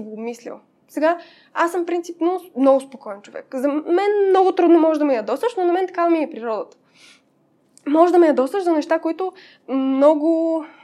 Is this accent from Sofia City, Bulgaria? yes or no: no; Pazardzhik, Pazardzhik Province, Bulgaria; moved away as an adult; now in Sofia, Bulgaria; Аз съм от Пазарджик и до 18 годишна си живеех там